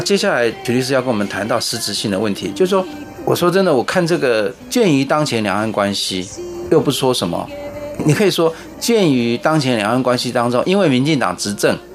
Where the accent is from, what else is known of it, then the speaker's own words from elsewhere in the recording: Taiwan; 我们台湾人的观念